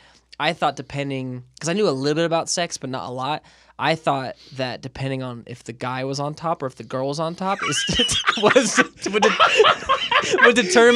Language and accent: English; California, United States; Did you know that as a kid growing up in Southern California, where I was not around any Italians